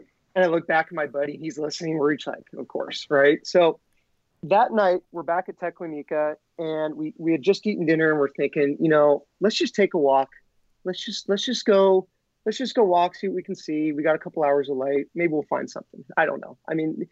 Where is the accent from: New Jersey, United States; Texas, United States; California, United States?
California, United States; Monterey; also born or lived in Washington / Jackson Hole, Wyoming; I was born in Monterey. So I was born here. I didn't live here my entire life. I lived in Washington, Wyoming for a little bit